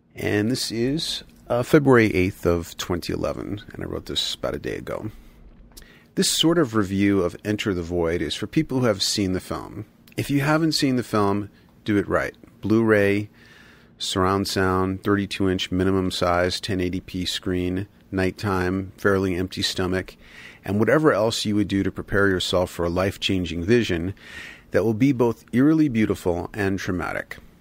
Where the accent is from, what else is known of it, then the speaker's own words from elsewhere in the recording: United States; moved away; also born or lived in Tokyo, Japan; I'm an adolescent, I'm an American, but I live in neon, almost extraterrestrial Tokyo